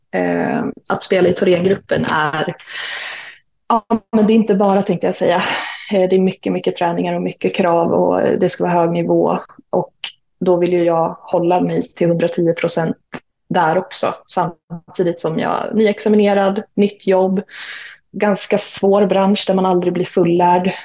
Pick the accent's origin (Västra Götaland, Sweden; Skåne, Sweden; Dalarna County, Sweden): Dalarna County, Sweden; Mora; moved away as an adult; also born or lived in Uppsala / Umeå; jag är ju född och uppvuxen i Mora